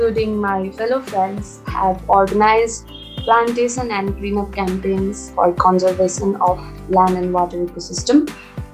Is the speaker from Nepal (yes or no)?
yes; Nepal; from Nepal.